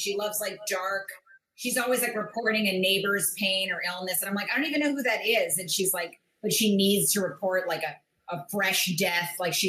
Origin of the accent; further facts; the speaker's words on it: Bethesda, Maryland, United States; now in New York, United States; Bethesda, Maryland.